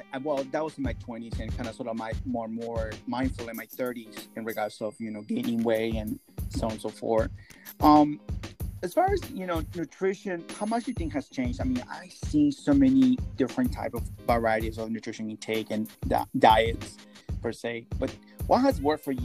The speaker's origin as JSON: {"language": "English", "region": "Florida", "country": "United States", "said": "So, well, we are from Florida."}